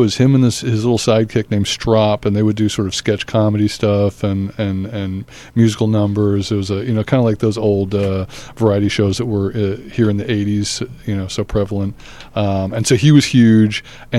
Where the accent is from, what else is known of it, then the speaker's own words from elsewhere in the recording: Australia; also born or lived in Newark; now in United States; Well, I was born in Newark, but I only had a chance to spend 6 months there in those formative years, and then went to college back east. I grew up in Australia, though, which was, my parents moved there when I was about eight.